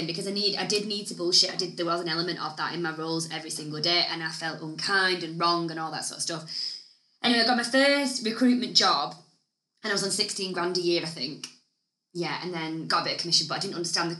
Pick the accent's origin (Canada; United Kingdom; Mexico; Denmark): United Kingdom; the north of England; accent: Northern; I had a shitty Northern accent